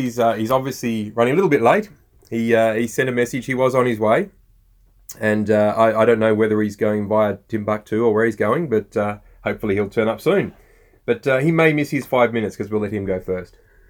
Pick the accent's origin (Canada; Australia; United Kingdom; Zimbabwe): Australia